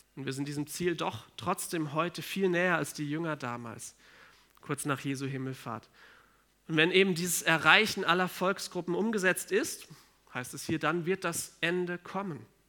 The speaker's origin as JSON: {"language": "German", "country": "Germany", "said": "bei uns in Deutschland"}